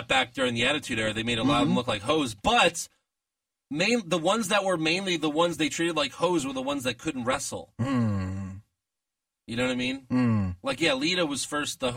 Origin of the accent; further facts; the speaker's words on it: Fort Bend County, Texas, United States; I'm from Fort Bend